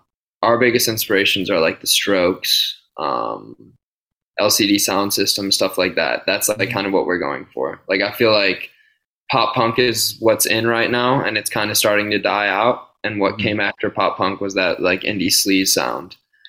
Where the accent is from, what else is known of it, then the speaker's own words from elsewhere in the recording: Pittsburgh, Pennsylvania, United States; Skate shop I grew up with in Pittsburgh, or that I worked at.